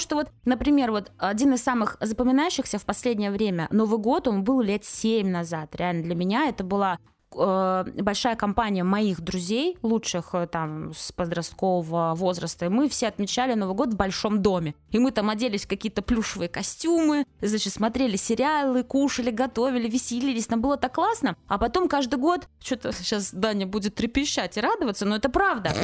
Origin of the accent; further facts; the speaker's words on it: Kaliningrad Oblast, Russia; я же из Калининграда